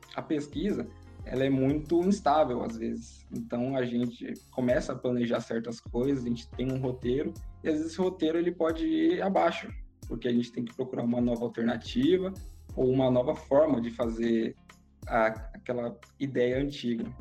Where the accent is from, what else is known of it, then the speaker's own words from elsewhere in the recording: São Paulo, Brazil; eu cresci e sou de São Paulo